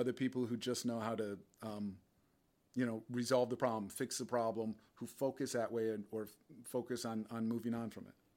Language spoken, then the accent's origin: English; Westport, Connecticut, United States; also born or lived in Chicago / West Portland; growing up in Westport